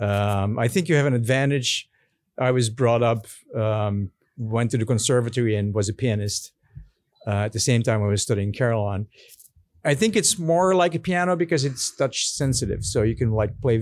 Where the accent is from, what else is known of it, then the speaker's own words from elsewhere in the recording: Belgium; moved away as an adult; now in United States; I was born and raised in Belgium